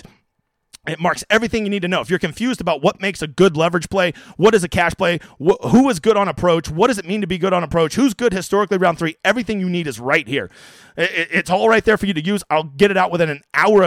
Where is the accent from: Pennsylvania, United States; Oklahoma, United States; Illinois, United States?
Oklahoma, United States; I'm from Oklahoma